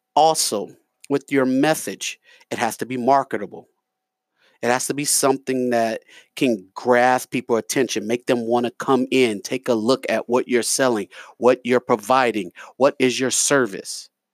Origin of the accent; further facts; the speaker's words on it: New York, United States; now in Lafayette, United States; I'm from New York